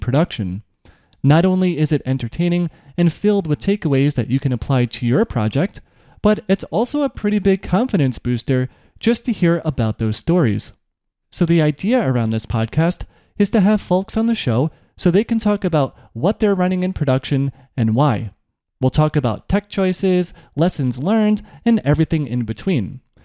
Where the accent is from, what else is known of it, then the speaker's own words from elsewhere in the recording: New York, United States; I'm from New York